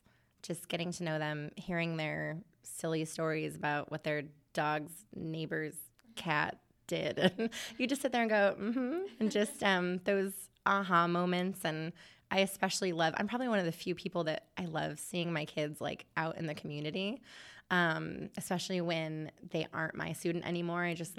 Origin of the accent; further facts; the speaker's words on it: Michigan, United States; I'm from Michigan, so I should call it pop.